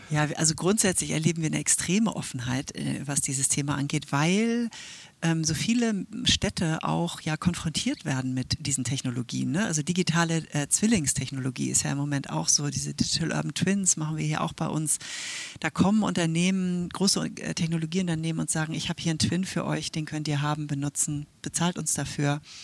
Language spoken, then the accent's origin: German; Switzerland; now in Hamburg, Germany; ich bin ja Schweizerin